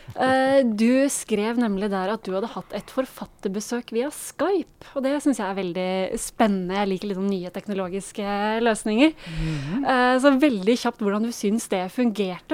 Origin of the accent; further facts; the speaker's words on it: Norway; som nordmann